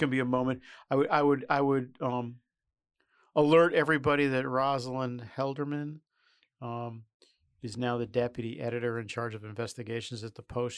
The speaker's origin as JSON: {"language": "English", "country": "United States", "tie": "born or raised there", "also_born_or_lived": "New York", "lives_now": "Washington, United States", "said": "being Irish and Catholic in New York and D C, um, I grew up with a lot of, um, cops"}